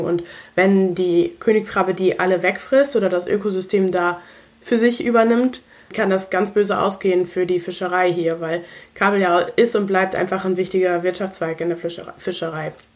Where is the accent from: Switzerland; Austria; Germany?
Germany; Bei uns in Deutschland